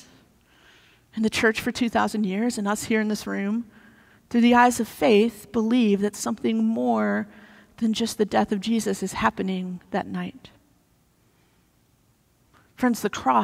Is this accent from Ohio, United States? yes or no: no; Missouri, United States; moved away; I grew up in Missouri